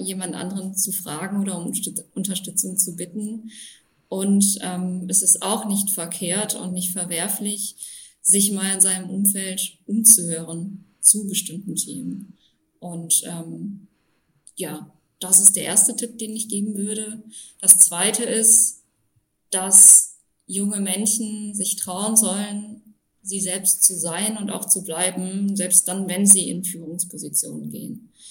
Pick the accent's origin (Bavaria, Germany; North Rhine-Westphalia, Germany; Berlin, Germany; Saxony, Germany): North Rhine-Westphalia, Germany; Düren district; moved away as an adult; also born or lived in Passau; bin im Kreis Düren in Nordrhein-Westfalen aufgewachsen, in einem kleinen Dorf mit 600 Einwohnern